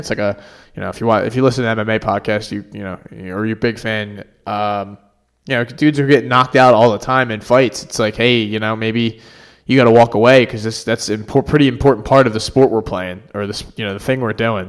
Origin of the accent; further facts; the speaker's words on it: Philadelphia, Pennsylvania, United States; as a Philadelphian and a true blue Flyers fan